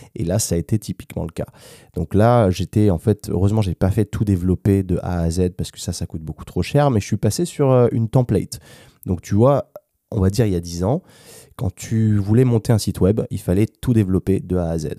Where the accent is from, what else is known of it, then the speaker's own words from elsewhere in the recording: France; moved away as an adult; also born or lived in United States / London; now in Valencia, Spain; quand je rentre en France